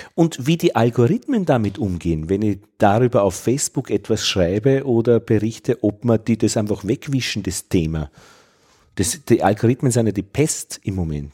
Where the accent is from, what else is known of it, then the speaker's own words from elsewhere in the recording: Vienna, Austria; als Wiener